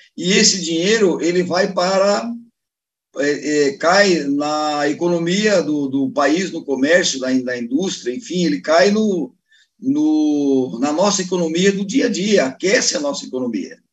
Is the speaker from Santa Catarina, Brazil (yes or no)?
yes; Joinville, Santa Catarina, Brazil; Eu tive num restaurante aqui em Joinville, na minha terra